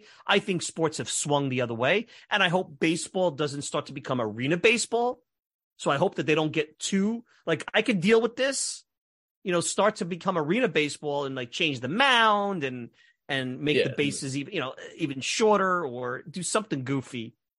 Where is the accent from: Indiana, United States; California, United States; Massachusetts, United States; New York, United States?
New York, United States; New York City; now in Long Island, United States; I grew up in Brooklyn